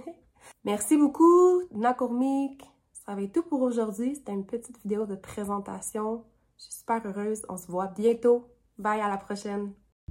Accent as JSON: {"language": "French", "town": "Sept-Îles", "region": "Quebec", "country": "Canada", "tie": "born or raised there", "also_born_or_lived": "Iqaluit, Nunavut", "moved": "yes", "lives_now": "Ottawa, Canada", "said": "Je suis Inuk de Ikhalid Nounovout et j'ai aussi grandi avec mon papa à Sept-Îles, au Québec"}